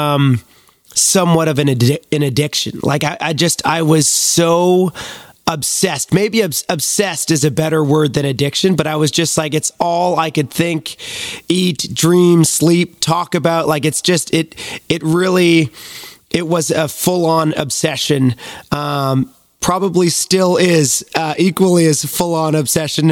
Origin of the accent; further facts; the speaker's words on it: Beachburg, Ontario, Canada; I grew up in a small town called Beechburg, Ontario